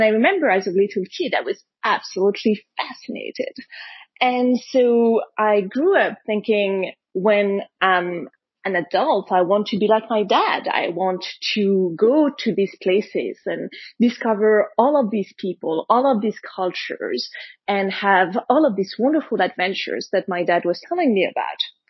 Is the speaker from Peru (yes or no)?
no; Paris, Île-de-France, France; when I was a kid growing up in Paris